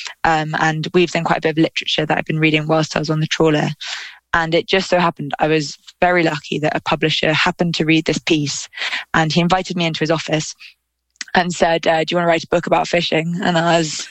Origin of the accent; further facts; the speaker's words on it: London, United Kingdom; I'm a city kid. I grew up in London